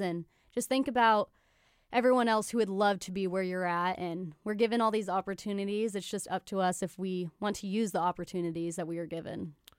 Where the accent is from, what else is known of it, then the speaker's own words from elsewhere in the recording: Salina, Kansas, United States; also born or lived in Gypsum, Kansas; now in Kansas City, United States; I'm from Salina, Kansas.